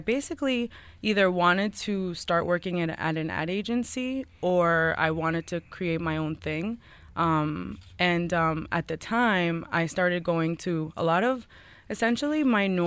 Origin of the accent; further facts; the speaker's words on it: East Hampton, New York, United States; also born or lived in Colombia; We moved here when I was 7 years old, and out of all places, we moved to East Hampton